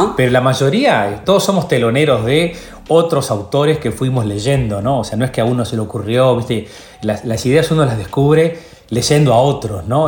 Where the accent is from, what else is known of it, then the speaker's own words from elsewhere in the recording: Lascano, Rocha, Uruguay; also born or lived in La Paloma; Mi familia es de Las Canos, Rocha. Yo, yo, nací en Las Canos